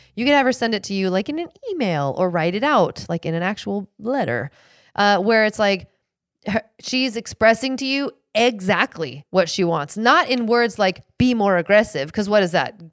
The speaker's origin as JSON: {"language": "English", "town": "Seattle", "region": "Washington", "country": "United States", "tie": "born or raised there", "said": "I grew up in Seattle"}